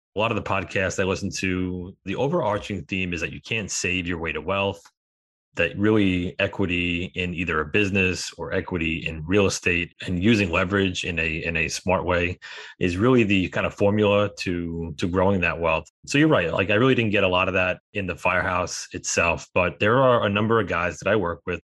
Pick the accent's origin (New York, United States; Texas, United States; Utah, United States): New York, United States; We're both from New York